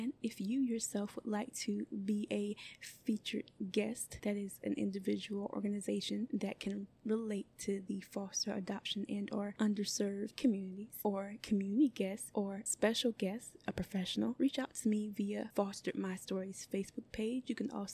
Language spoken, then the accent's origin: English; United States; I grew up in the Richland County foster care system for 17 years